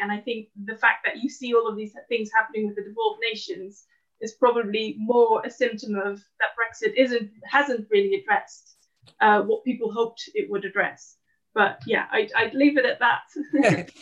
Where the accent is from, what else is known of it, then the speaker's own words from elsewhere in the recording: Netherlands; moved away as an adult; now in London, United Kingdom; a Dutch woman living in London